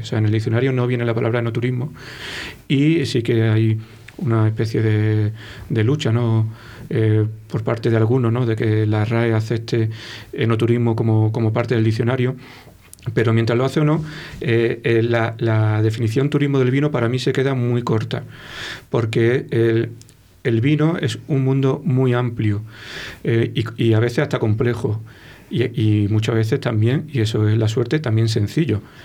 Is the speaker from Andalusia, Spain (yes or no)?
yes; Málaga, Andalusia, Spain; accent: Malagueño; moved away as an adult; also born or lived in Granada; now in Valladolid, Spain; soy un poco malagueño.